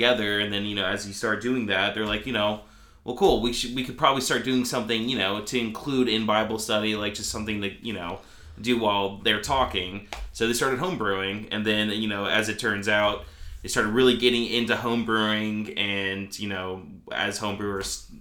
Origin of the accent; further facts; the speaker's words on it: Glasgow, Kentucky, United States; I grew up in Glasgow, Kentucky